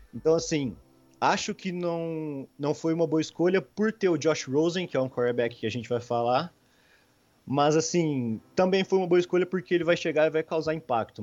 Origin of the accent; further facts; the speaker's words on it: Franca, São Paulo, Brazil; sou de Franca, interior de São Paulo